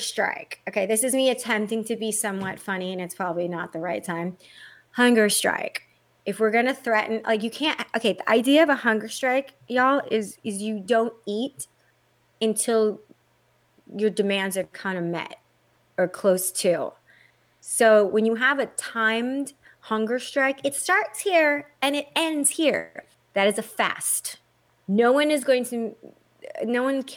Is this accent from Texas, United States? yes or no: yes; Texas, United States; now in California, United States; I am a U.S. born citizen. Very much. I'm from Texas. I've been here forever. In California, obviously, I'm an American citizen.